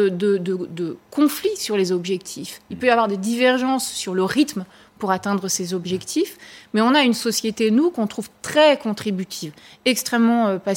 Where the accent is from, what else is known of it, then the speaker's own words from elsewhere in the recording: France; Comme je vous le disais, chez nous, en France en tout cas, la participation n'est pas directement décisionnaire.